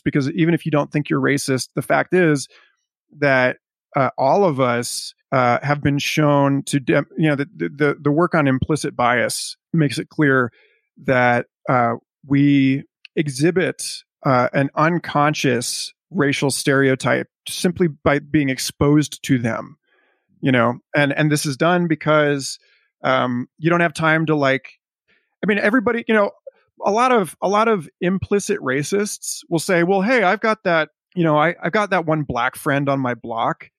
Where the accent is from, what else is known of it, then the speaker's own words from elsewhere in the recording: United States; as an American